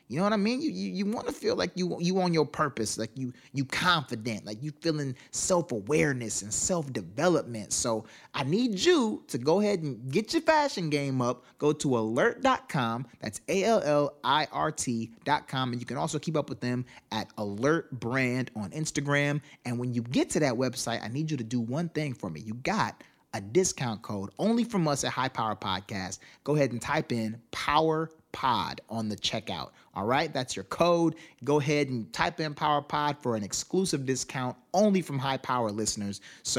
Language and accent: English; Miami, Florida, United States; born there; I was born in Miami.